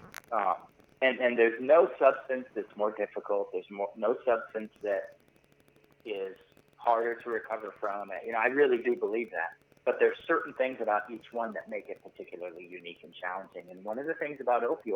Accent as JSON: {"language": "English", "region": "Montana", "country": "United States", "also_born_or_lived": "upstate New York", "moved": "as an adult", "said": "I'm originally from Montana"}